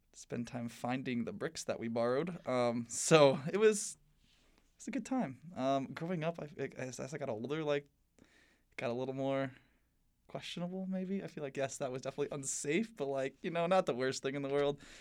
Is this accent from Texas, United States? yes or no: no; South Bend, Indiana, United States; now in Bloomington, United States; I live just on the edge of the city